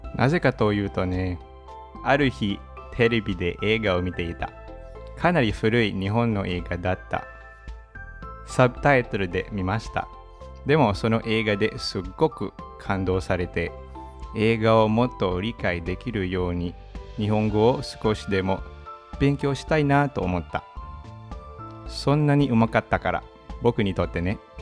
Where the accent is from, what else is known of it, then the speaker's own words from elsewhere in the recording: Manila, Metro Manila, Philippines; Japanese is a second language; 出身はフィリピンのマニラで首都です。